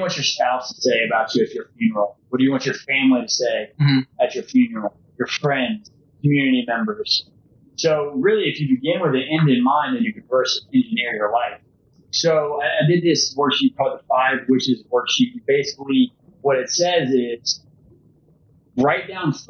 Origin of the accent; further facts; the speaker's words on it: Baton Rouge, Louisiana, United States; moved away as an adult; also born or lived in Oxford, Mississippi; now in Tampa, United States; born and raised in Louisiana